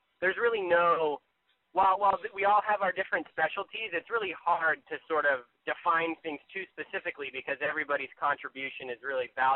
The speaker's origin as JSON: {"language": "English", "town": "Flagstaff", "region": "Arizona", "country": "United States", "tie": "born or raised there", "said": "I'm from Flagstaff, Arizona"}